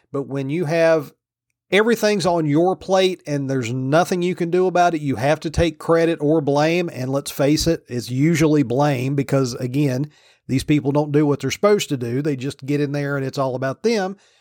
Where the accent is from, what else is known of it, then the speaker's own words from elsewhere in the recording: Virginia, United States; moved away; my home state of Virginia